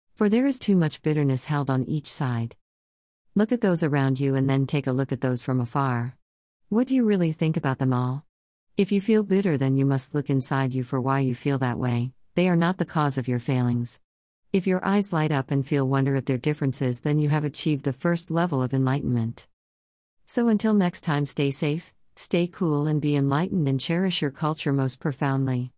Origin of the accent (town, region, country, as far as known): Sydney, New South Wales, Australia; born or raised there; also born or lived in Hong Kong